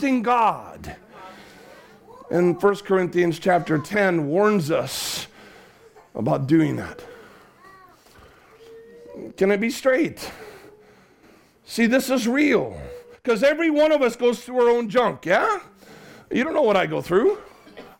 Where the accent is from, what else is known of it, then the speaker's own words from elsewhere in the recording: Chicago, Illinois, United States; now in Cardiff, United Kingdom; I grew up in the Chicago area